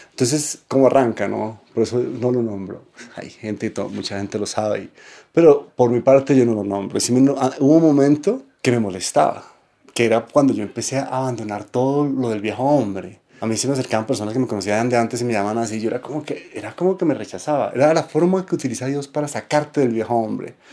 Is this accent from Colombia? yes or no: yes; Bogotá, Colombia; born there; Nací en Bogotá. Pues de... mi, mi, nacimiento físico sí en Bogotá.